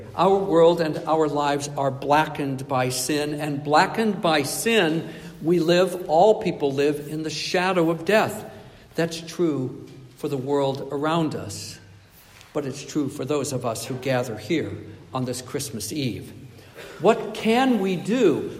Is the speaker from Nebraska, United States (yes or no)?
yes; Nebraska, United States; also born or lived in Michigan, United States / Ontario, Canada; I desperately wanted snow when I was a child and a youth growing up in Nebraska and Michigan and Ontario.